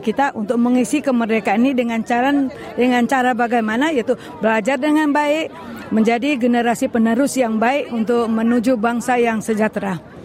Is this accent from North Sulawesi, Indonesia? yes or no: yes; Manado, North Sulawesi, Indonesia; now in Melbourne, Australia; Saya berasal dari Manado